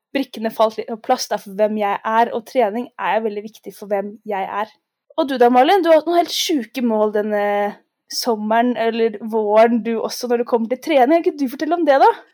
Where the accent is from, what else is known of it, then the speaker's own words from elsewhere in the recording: Oslo, Norway; Jeg er fra Oslo, gikk på skole på Frogner